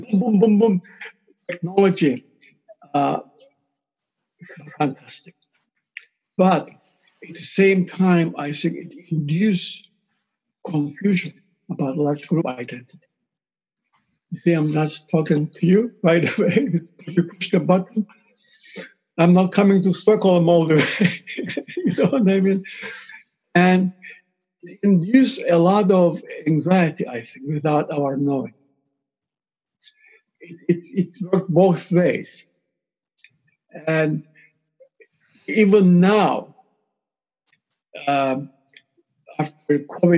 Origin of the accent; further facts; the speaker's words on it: Cyprus; I'm from Cyprus